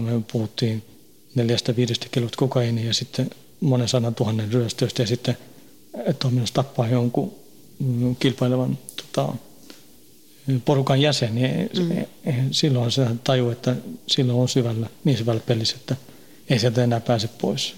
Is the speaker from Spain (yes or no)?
no; Stockholm suburb, Stockholm County, Sweden; born or raised there; moved away as an adult; now in Finland